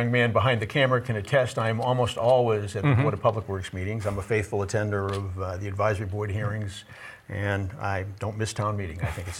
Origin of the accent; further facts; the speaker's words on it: Westwood, Massachusetts, United States; I was born and raised in Westwood, Massachusetts. I graduated from Westwood High School in 1965.